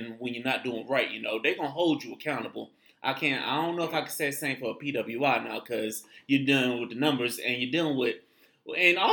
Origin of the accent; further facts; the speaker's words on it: Tampa, Florida, United States; I'm from Tampa